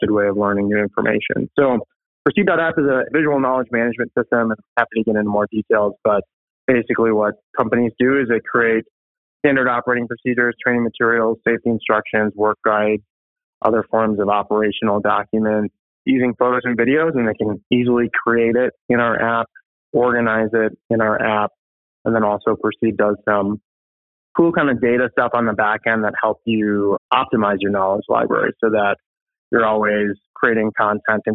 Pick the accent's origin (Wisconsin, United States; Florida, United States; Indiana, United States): Wisconsin, United States; Appleton; I'm from Appleton, Wisconsin, Ted's area as well